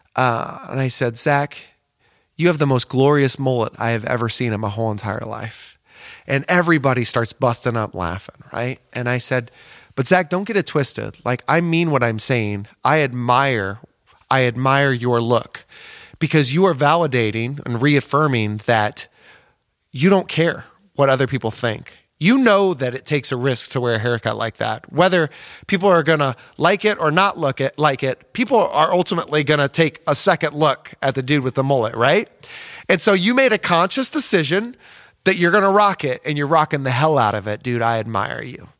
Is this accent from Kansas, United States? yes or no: yes; Osawatomie, Kansas, United States; where I'm from, Osawatomie, Kansas